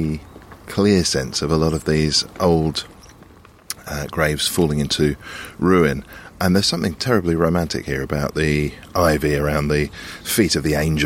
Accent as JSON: {"language": "English", "region": "England", "country": "United Kingdom", "said": "I'm English."}